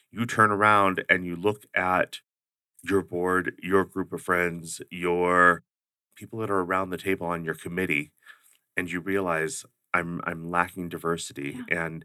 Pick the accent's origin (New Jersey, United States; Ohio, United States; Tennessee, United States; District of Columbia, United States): Ohio, United States; also born or lived in Oklahoma / Georgia / Alaska / Washington DC; Well, um, the growing up part ended in Ohio. That's where my parents got out of the service and and settled